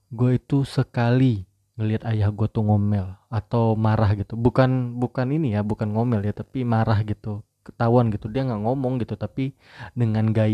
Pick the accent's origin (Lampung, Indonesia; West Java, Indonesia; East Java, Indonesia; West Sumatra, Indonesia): West Sumatra, Indonesia; Padang; kalau gue manggil ibu gue tuh bundo karena gue orang Padang ya jadi gue manggilnya bundo bukan bunda